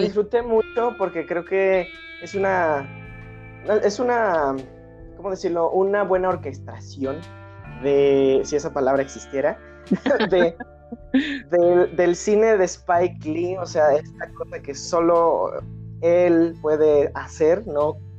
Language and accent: Spanish; Mexico; yo como mexicano